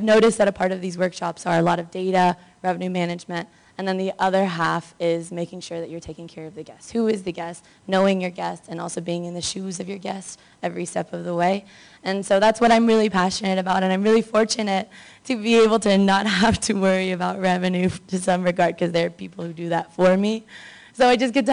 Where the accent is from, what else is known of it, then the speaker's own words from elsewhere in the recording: Memphis, Tennessee, United States; now in Mexico City, Mexico; I'm originally from Memphis, Tennessee, but I currently live in Mexico City